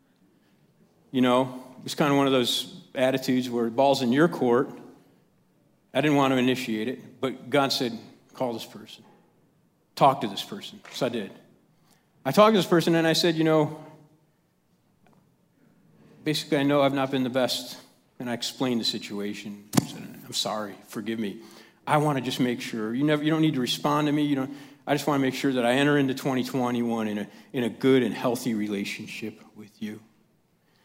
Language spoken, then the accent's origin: English; Chicago, Illinois, United States; I'm from Chicago